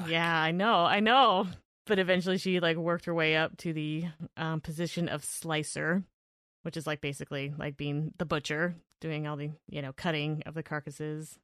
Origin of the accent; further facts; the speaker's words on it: Evanston, Washington, United States; I was born in Evanston